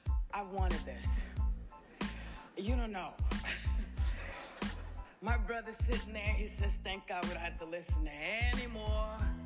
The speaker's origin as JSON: {"language": "English", "town": "New York City", "region": "New York", "country": "United States", "tie": "born or raised there", "said": "I come from New York. As a little kid, I lived in the projects."}